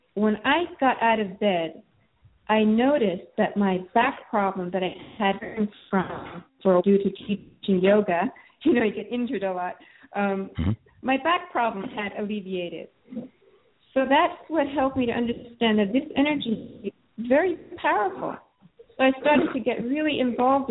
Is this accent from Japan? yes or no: yes; Japan; now in United States; I grew up being kind of very weak and going in and out of hospital. And especially in Japan, I'm Japanese American